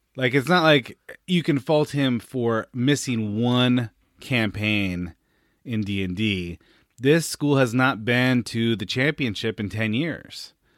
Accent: Northern California, United States; growing up in Northern California

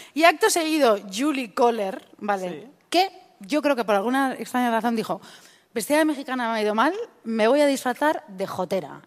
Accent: Madrid, Community of Madrid, Spain; soy yo de Madrid

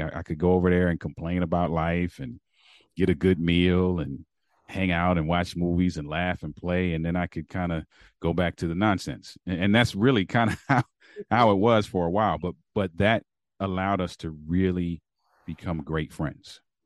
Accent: Baltimore, Maryland, United States; moved away; also born or lived in Berrien Springs, Michigan; I'm from Baltimore, Maryland

